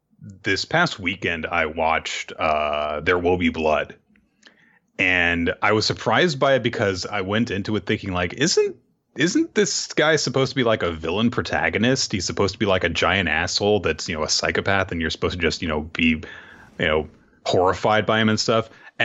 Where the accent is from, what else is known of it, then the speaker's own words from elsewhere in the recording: Florida, United States; I'm from Florida, Chico. You can't kill me. I'm already dead.